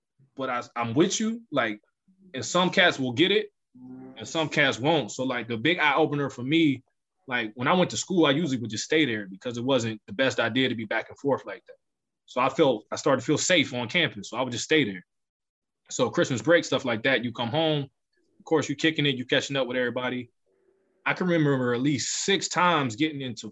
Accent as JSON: {"language": "English", "town": "Youngstown", "region": "Ohio", "country": "United States", "tie": "born or raised there", "said": "Growing up in Youngstown in the 90s was extremely hard"}